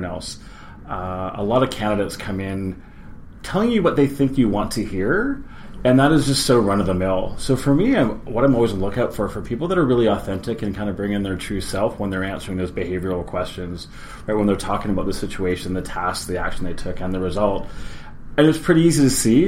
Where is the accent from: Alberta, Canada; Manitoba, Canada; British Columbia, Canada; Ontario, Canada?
British Columbia, Canada; Victoria; also born or lived in Winnipeg / Vancouver; I was born in Winnipeg, grew up in Victoria, and been in and out of Vancouver for the past 20 years.